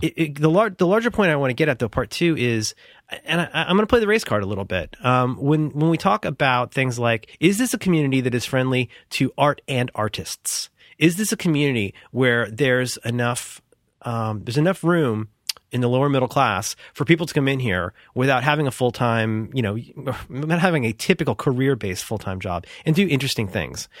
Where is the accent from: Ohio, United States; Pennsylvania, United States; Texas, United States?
Ohio, United States; Cincinnati; I grew up in Cincinnati, where we had a really good public school system